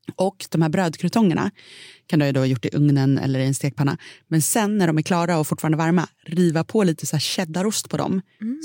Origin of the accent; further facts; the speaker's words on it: Sweden; som svensk